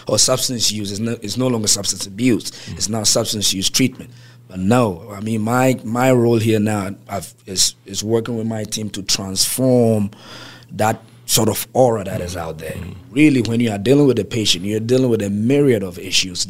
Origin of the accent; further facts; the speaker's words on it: Ghana; now in Baltimore, United States; I'm from West Africa by as far as native next West African, Ghana, to be specific